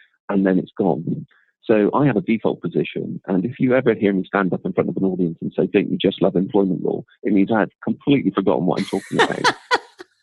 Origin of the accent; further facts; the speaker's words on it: Bristol, South West England, United Kingdom; accent: Bristolian; also born or lived in London; I can remember trying to drop my accent, trying really, really hard not to sound like I was from Bristol. And then eventually when I became slightly more comfortable with who I was, it appeared